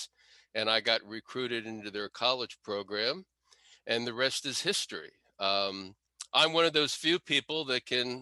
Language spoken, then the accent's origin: English; Washington, District of Columbia, United States; also born or lived in Potomac, Maryland; I was born in Northwest DC, grew up in Northwest DC